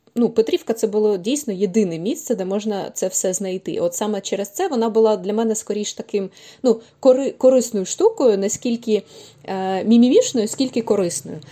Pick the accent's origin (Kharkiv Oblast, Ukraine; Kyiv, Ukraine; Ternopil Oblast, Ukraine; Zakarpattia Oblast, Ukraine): Kyiv, Ukraine; я киянка